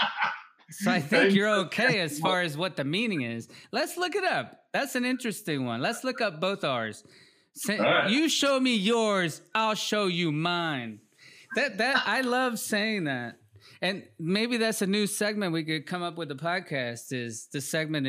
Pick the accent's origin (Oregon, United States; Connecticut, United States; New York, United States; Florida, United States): Florida, United States; also born or lived in Mississippi / Peru; now in North Carolina, United States; I grew up in Florida